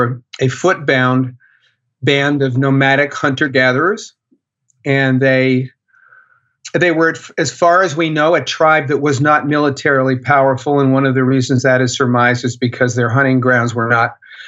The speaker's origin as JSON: {"language": "English", "region": "East Coast", "country": "United States", "tie": "born or raised there", "also_born_or_lived": "Los Angeles / Detroit / Washington / New York", "moved": "as an adult", "lives_now": "Texas, United States", "said": "I grew up in the East Coast"}